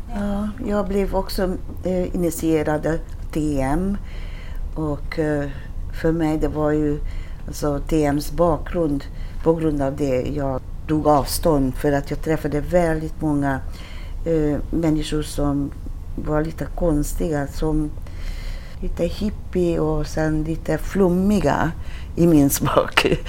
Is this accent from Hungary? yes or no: yes; Hungary; Swedish is a second language; moved away as an adult; now in Sweden; Jag kom till Sverige från Ungern i 80-talet